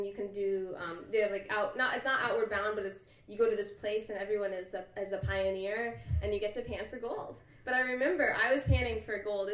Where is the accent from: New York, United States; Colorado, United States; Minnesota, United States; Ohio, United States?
Colorado, United States; Boulder; moved away as an adult; also born or lived in Boston; I'm from Boulder, Colorado.